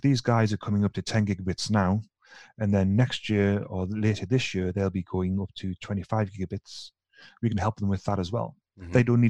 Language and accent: English; the north of England, United Kingdom; now in Sweden; But as soon as I start speaking to my colleagues in Ireland and Scotland, then I kind of revert to type because they are just as bad as I am from the north of England.